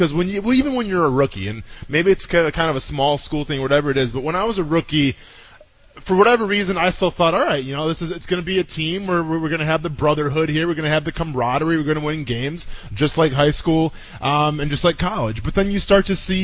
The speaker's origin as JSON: {"language": "English", "region": "Wisconsin", "country": "United States", "said": "We're both from Wisconsin"}